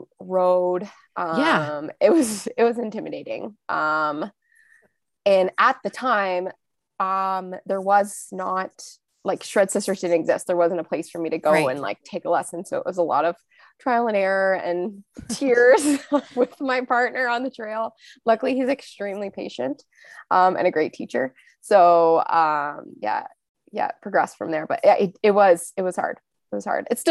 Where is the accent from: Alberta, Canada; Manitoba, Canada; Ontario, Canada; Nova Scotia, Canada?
Ontario, Canada; moved away as an adult; now in British Columbia, Canada; I'm originally from Ontario, so the eastern part of Canada, and I moved out to BC in 2013